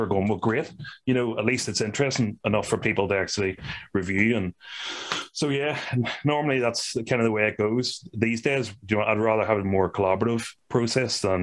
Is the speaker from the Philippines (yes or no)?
no; Ireland; we are from Ireland